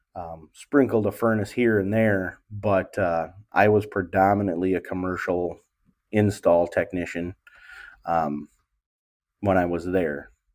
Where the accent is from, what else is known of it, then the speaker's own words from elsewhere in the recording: Wisconsin, United States; also born or lived in Milwaukee; This is my home area where I'm located now in Wisconsin